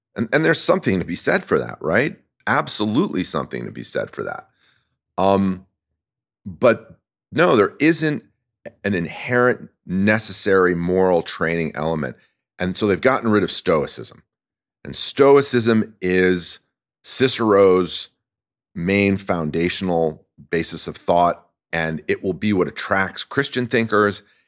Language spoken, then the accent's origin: English; France; now in California, United States; I grew up in France